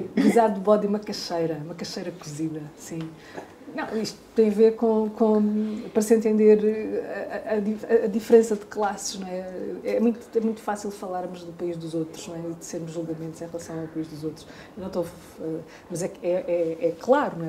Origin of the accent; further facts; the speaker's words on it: Portugal; os lugares no Brasil onde menos estranharam o meu português foi no interior do Nordeste